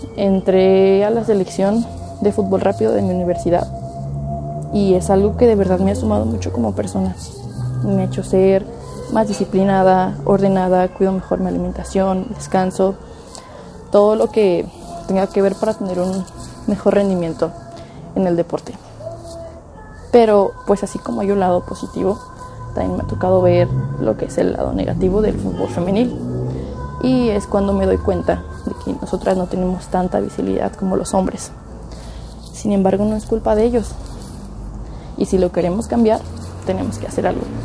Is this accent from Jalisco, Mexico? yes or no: yes; Guadalajara, Jalisco, Mexico; Yo soy originaria de Guadalajara, Jalisco